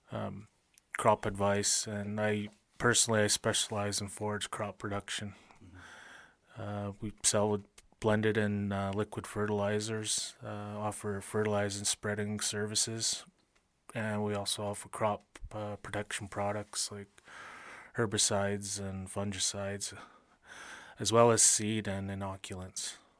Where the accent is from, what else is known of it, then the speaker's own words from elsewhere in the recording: Blood Tribe, Alberta, Canada; I'm from the Blood Tribe, Kainai. I farm on the reserve